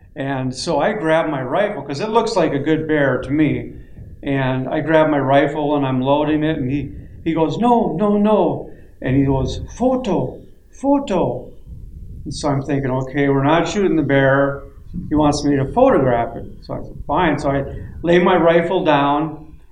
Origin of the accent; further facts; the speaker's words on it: Lake of the Woods, Minnesota, United States; I grew up right on Lake of the Woods